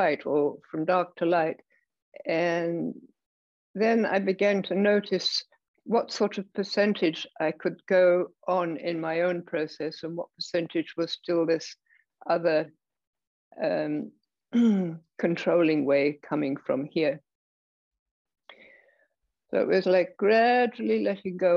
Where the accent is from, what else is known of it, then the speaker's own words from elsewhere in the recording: England, United Kingdom; I was raised in England.